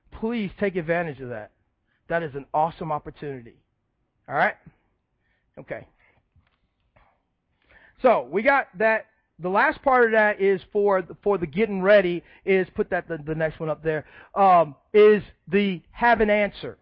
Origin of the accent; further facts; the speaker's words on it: Chicago, Illinois, United States; moved away; I didn't grow up in the South. I grew up in Chicago. I grew up on the South side of Chicago